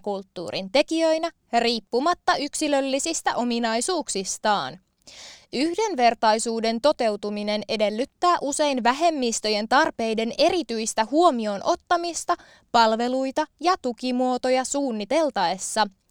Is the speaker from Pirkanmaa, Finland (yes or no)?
yes; Valkeakoski, Pirkanmaa, Finland; now in Tampere, Finland; olen harrastanut lapsena esimerkiksi kansantanssia, eli sitä on ainakin 90-luvun Valkeakoskella ollut mulle mahdollista harrastaa